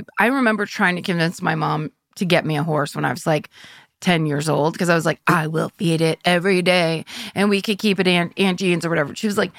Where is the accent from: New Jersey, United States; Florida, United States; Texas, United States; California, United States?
California, United States; Sonoma County; I grew up in Sonoma County, which was all cows. And we were right next to Marin County, which is one of the richest concentrations of human beings on the planet, or at least in America.